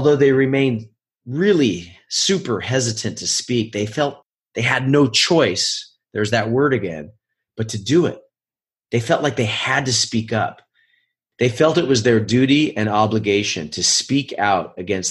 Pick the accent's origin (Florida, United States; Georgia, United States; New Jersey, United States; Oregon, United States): Oregon, United States; moved away as an adult; also born or lived in New York City; now in Los Angeles, United States; I was a high-level ski racer growing up in my home state of Oregon